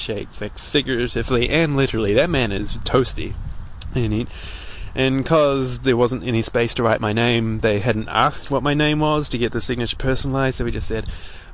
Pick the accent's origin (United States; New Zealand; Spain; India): New Zealand; I'm from New Zealand